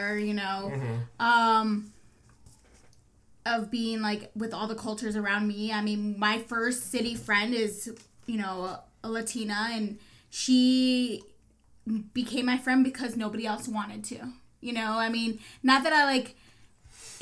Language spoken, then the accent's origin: English; Park Ridge, Illinois, United States; also born or lived in Chicago; I grew up in Park Ridge, you know, a middle class white suburb of Chicago. I moved into the city in high school